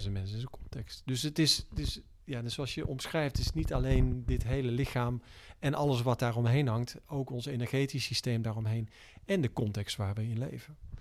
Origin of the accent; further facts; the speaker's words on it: Tilburg, North Brabant, Netherlands; geboren in Brabant, Tilburg, eh, in negentien drieënzeventig.